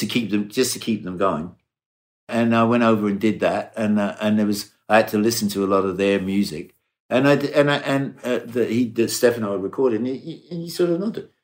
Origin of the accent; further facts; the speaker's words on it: Brighton, South East England, United Kingdom; moved away; in Brighton, in my hometown in England